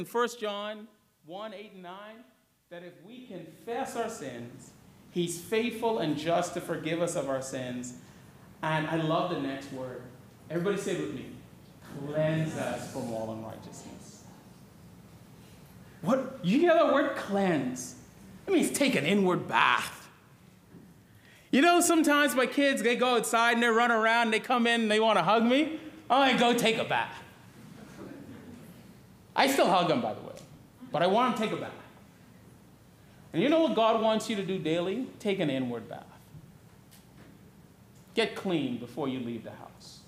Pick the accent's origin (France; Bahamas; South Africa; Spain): Bahamas; also born or lived in Florida / North Georgia; now in Georgia, United States; When I grew up in the Bahamas, we had no mountains